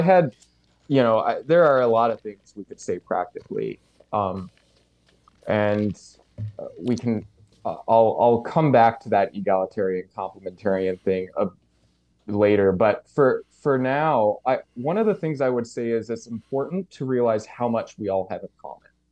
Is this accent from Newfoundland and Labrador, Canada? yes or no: yes; St. John's, Newfoundland and Labrador, Canada; moved away as an adult; now in New Brunswick, Canada; I grew up in Saint John's, uh, N L